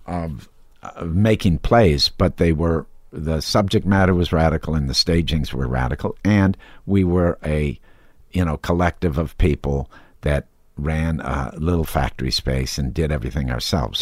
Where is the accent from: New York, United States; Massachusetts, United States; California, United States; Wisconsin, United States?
Wisconsin, United States; growing up in Wisconsin with kind of good, well-educated Eisenhower era, you know, Republican parents